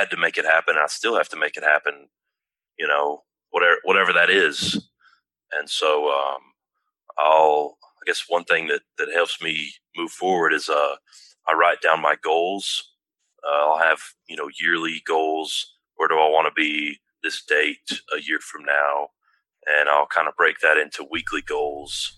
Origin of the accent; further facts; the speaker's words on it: Tullahoma, Tennessee, United States; It's very close to where I grew up, in my hometown, Tullahoma, Tennessee